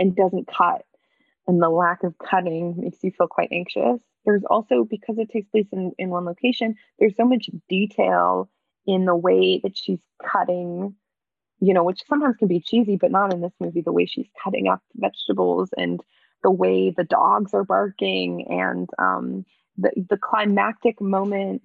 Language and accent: English; Canada; moved away as an adult; also born or lived in New York; I'm Canadian and I was living in New York